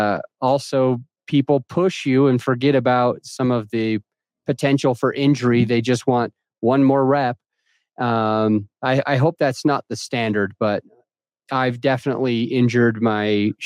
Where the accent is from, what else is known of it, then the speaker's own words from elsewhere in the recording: Utah, United States; also born or lived in Jacksonville, Florida; now in Conifer, United States; I'm from Utah.